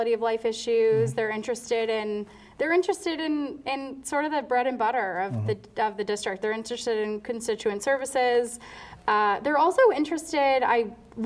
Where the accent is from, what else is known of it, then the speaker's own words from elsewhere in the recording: Georgia, United States; now in Boston, United States; I'm originally from Georgia, so I consider myself a former Georgia peach